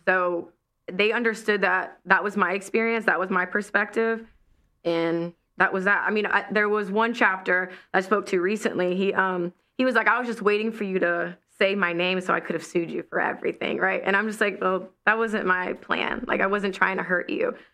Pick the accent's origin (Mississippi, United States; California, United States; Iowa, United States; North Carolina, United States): Mississippi, United States; Ocean Springs; moved away; I'm a girl from Ocean Springs, Mississippi